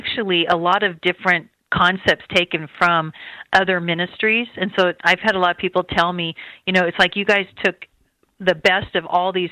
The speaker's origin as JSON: {"language": "English", "town": "Redding", "region": "California", "country": "United States", "said": "I'm from Redding, California, my husband"}